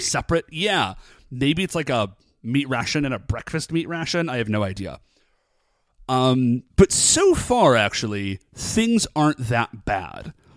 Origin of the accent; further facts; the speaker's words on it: United States; I'm American